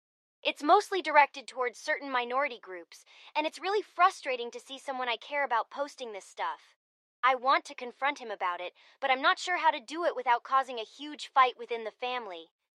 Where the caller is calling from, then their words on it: Dallas, Texas, United States; I'm calling from Dallas, Texas.